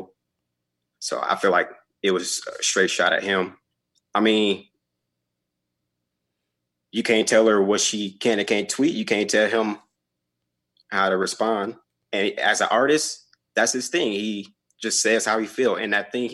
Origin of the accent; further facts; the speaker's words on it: Grand Rapids, Michigan, United States; now in Fargo, United States; I'm from Grand Rapids, Michigan.